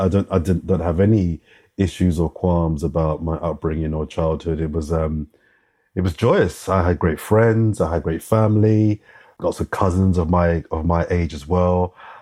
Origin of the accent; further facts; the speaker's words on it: London, United Kingdom; also born or lived in Brockley / West Dulwich; Born and raised in Brixton, for those that know South London. Born in Brixton. I grew up in South London. So I lived in Brixton for a couple of years after I was born.